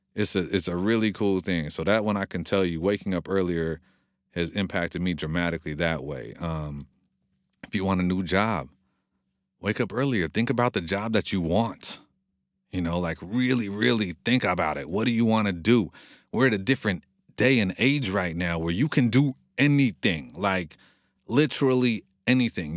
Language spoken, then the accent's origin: English; Monrovia, California, United States; I grew up in Monrovia, which is a very hipsterville, trendy city right now